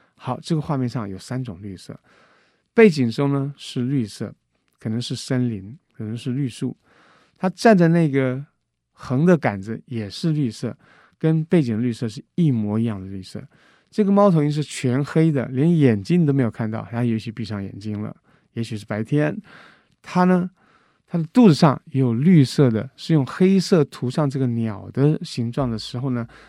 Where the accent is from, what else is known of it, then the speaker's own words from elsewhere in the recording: Guangdong, China; 我是广东人，我在山谷里面跟他用广东腔对来对去